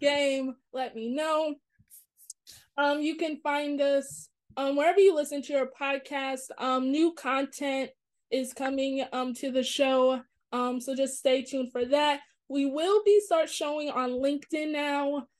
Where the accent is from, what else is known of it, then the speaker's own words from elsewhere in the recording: New York, United States; I'm from New York